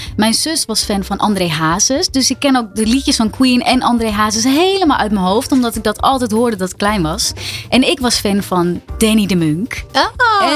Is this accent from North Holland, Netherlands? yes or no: yes; Ilpendam, North Holland, Netherlands; uit Ilpendam. Waar ik vandaan kom en nog steeds woon.